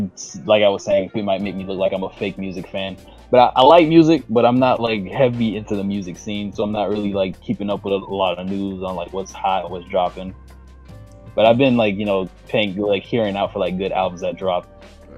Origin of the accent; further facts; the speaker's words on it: Florida, United States; I'm from Florida